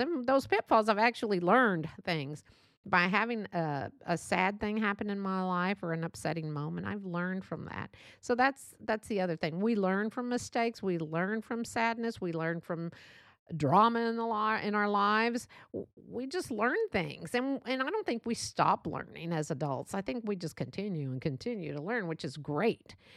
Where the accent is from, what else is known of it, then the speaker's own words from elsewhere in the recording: Texas, United States; accent: Texas; born and raised here in Texas